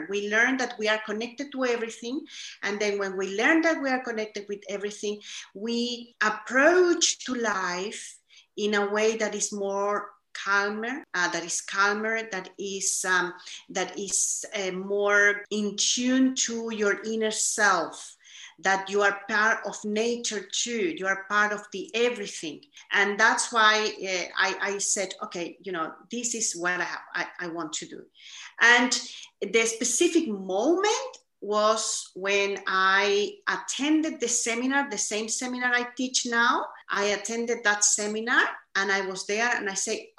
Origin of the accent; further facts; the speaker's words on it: Chile; I was born in Chile, South America. And growing up, I have to say, I grew up in a very privileged environment